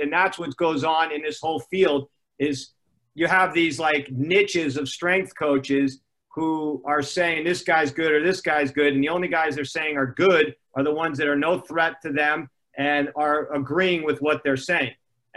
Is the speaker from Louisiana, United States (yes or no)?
no; Los Angeles, California, United States; also born or lived in Connecticut; I grew up basically in Gold's Gym in Venice, California